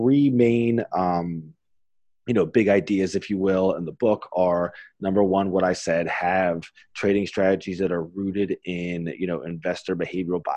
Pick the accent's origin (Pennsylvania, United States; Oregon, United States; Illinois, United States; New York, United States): Pennsylvania, United States; Pittsburgh; I'm from Pittsburgh